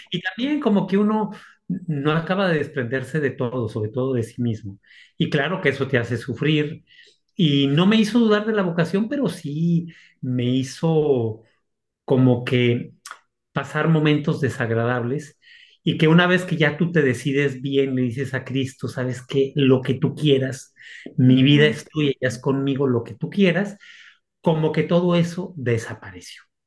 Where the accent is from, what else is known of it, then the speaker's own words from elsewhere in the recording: Aguascalientes, Mexico; moved away as an adult; also born or lived in Monterrey, Mexico / Salamanca, Spain / Rome, Italy; mi ciudad natal, que es Aguascalientes